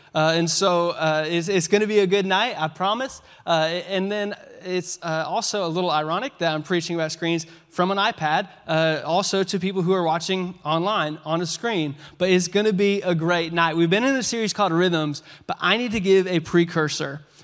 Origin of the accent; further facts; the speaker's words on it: Washington, United States; moved away; We're from Washington State